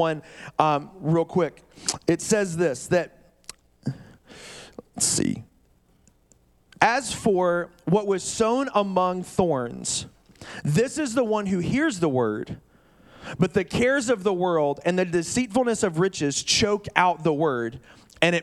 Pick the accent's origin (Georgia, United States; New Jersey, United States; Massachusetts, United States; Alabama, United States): Alabama, United States; Birmingham; moved away as an adult; now in Oregon, United States; I grew up in Birmingham, Alabama.